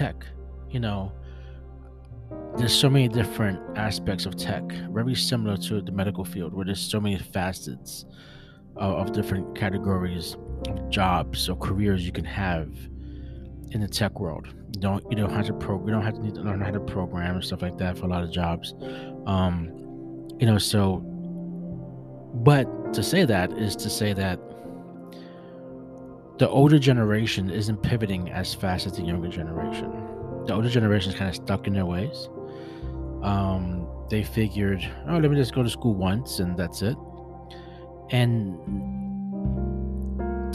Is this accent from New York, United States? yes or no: yes; New York City, New York, United States; I'm an OG from Brooklyn